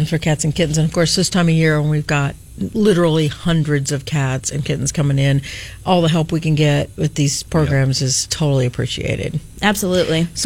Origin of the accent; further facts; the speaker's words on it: England, United Kingdom; Uh, from England.